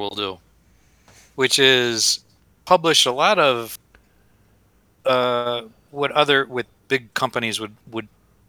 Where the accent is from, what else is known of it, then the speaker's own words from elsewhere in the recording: Dunmore, Pennsylvania, United States; he was from my hometown at Dunmore.